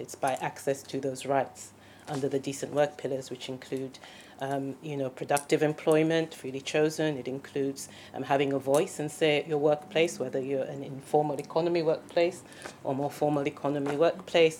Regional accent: Sierra Leone; I'm from Sierra Leone, so I know the situation in my country very, very well

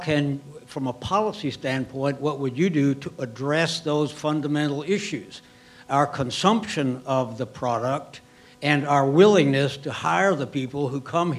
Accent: Del Rio, Texas, United States; also born or lived in Eagle Pass, Texas; I come as a Texan who was raised in Del Rio and Eagle Pass and son of a Border Patrolman

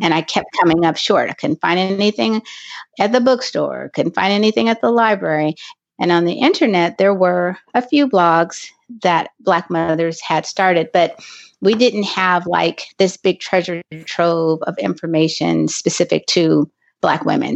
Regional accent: Los Angeles, California, United States; I am from Los Angeles, California

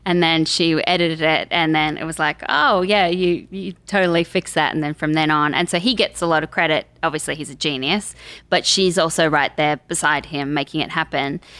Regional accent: Canberra, Australian Capital Territory, Australia; moved away as an adult; also born or lived in Sydney; now in Los Angeles, United States; straight out of school, I was like, I'm moving from Canberra up to Sydney

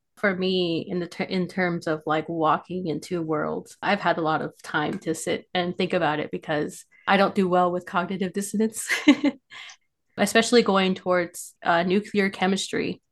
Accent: Farmington, New Mexico, United States; I am from Farmington, New Mexico

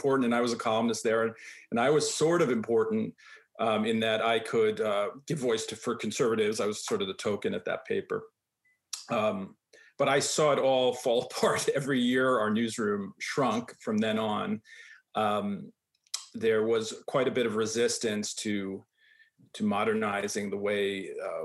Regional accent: New York, United States; moved away; also born or lived in Denver; I grew up in New York, which is, you know, a little bit different

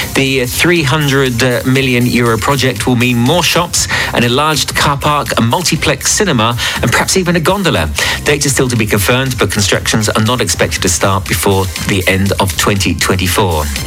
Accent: Watford, East of England, United Kingdom; now in French Riviera, France; my hometown, uh, Watford

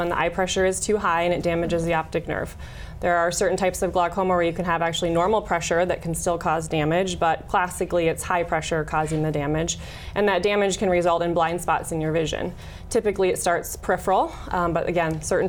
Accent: South Dakota, United States; it's nice to be back in South Dakota again.

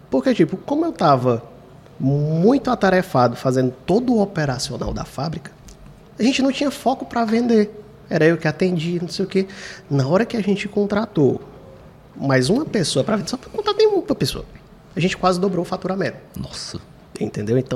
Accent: Fortaleza, Ceará, Brazil; Eu também sou do Quintino Cunha, eu digo assim, quando foi ver, ele morava uma rua antes da minha.

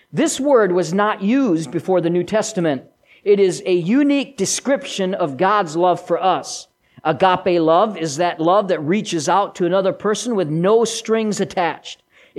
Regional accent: Switzerland; accent: Swiss German; first language Swiss German; English is a second language; I was bilingual, kind of. I've lost much of my mother tongue. English is my second language, and I've lost most of the first. I can still, ich kann noch ein bisschen Schweizer wie soll, ich kann es mehr verstehen, aber ich kann nicht so viel Schweizer

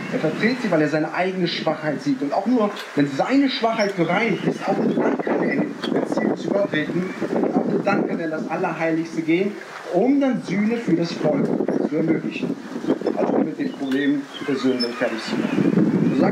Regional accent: Neuwied, Rhineland-Palatinate, Germany; ich komme aus Neuwied bei Koblenz am Rhein.

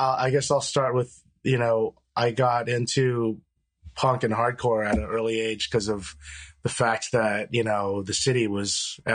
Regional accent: Manhasset, New York, United States; I grew up in Manhasset, which is a town in Long Island.

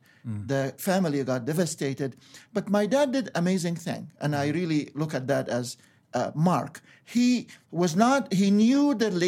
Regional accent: Egypt; born there; Well, I was born in Egypt, and as you referred to, and to a Coptic Christian family.

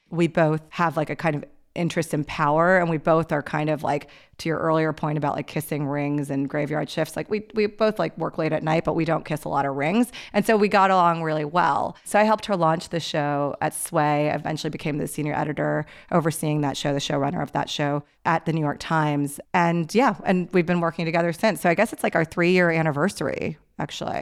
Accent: Pakistan; I'm Pakistani

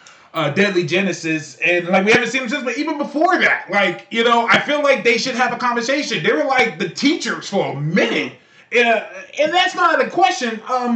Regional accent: California, United States; I'm from California.

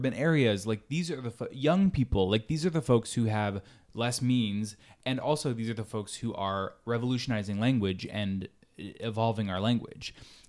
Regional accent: Northeast Ohio, United States; moved away; growing up in Northeast Ohio, I would say pop, which is regional. Mm-hmm. It's a little different, I guess, because folks all over say different things, but now I say soda.

